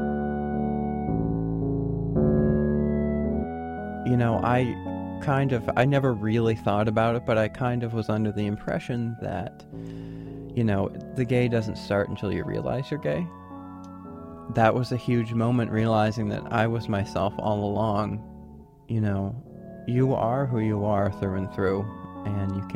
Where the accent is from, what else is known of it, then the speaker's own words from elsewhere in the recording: South Portland, Maine, United States; I'm from South Portland